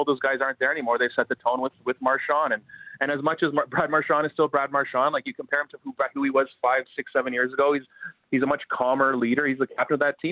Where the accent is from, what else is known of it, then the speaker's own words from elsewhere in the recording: Ottawa, Ontario, Canada; I grew up in Ottawa